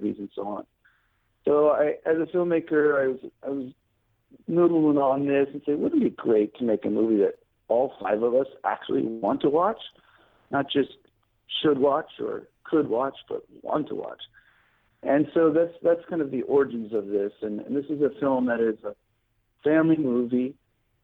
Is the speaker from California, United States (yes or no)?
no; Hawaii, United States; I grew up in Hawaii, where the most ethnically diverse state in the United States.